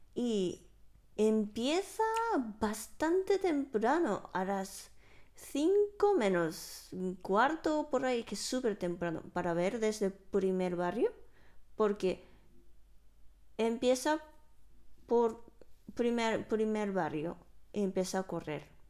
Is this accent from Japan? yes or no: yes; Japan; Spanish is a second language; now in Spain; siendo una japonesa